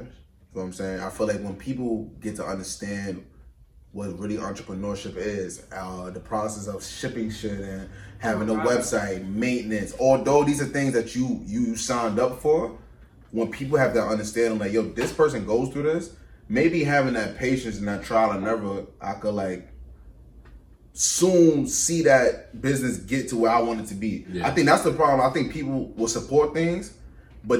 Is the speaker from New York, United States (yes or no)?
yes; New York, United States; I'm from New York